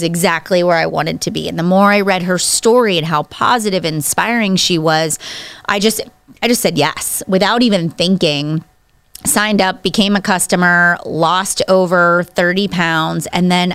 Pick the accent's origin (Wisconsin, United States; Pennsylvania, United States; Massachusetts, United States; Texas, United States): Pennsylvania, United States; Pittsburgh; now in Cranberry, United States; I grew up in Pittsburgh, actually about east of Pittsburgh. So I went to Penn Trafford High School is this area that I'm from